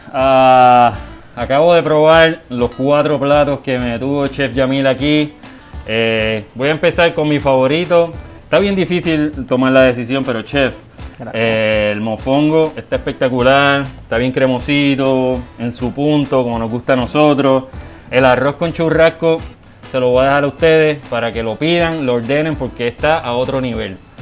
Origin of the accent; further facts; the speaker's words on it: Puerto Rico; la comunidad de nosotros los puertorriqueños